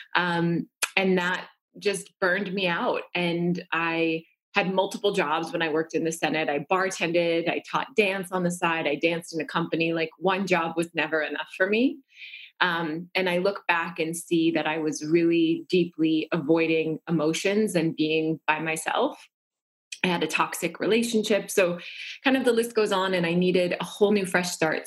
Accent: North Dakota, United States; I grew up in North Dakota

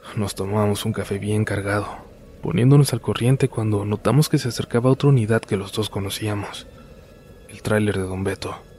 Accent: Baja California, Mexico; volvemos a mi tierra, a Baja California

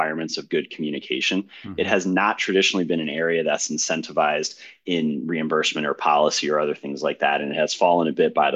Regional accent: Maryland, United States; moved away as an adult; also born or lived in Stanford; now in San Francisco, United States; I grew up in Maryland

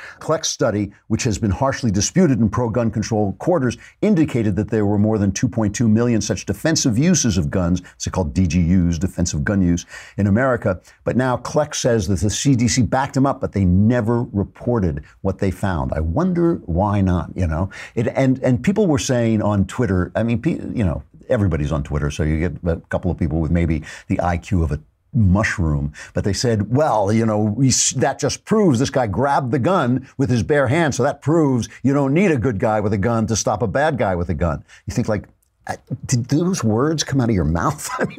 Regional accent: Canada; As a Canadian, I regret answering this unexpected question without giving my response more context.

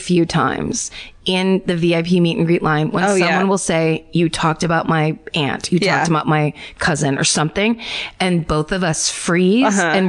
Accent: Illinois, United States; My hometown murder happened in 1994 in a western suburb of Chicago when I was 10 years old.

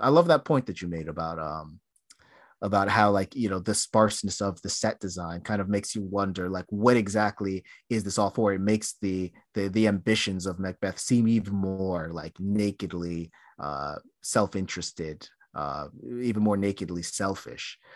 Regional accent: United States; I'm an American

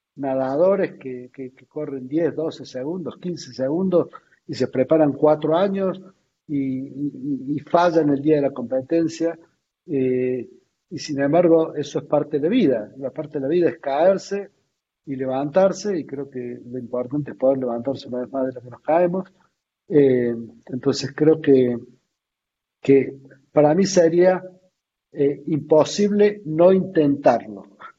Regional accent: Argentina

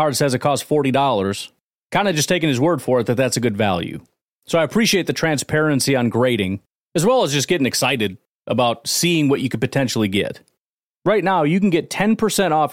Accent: Chicago, Illinois, United States; I grew up in the Chicago area

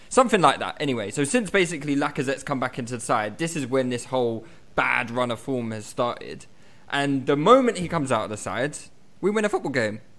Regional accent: Malta; Yeah, exactly. I'm from Malta.

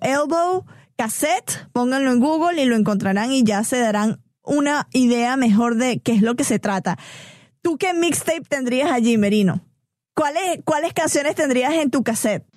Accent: Venezuela; now in Atlanta, United States; crecí en Venezuela, nací crecí en Venezuela

